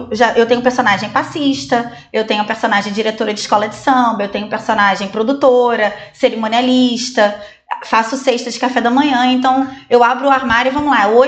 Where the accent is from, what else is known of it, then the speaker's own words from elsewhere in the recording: Oswaldo Cruz, Rio de Janeiro, Brazil; eu na verdade sou nascida e criada em Oswaldo Cruz, né? Isso eu também tenho muito orgulho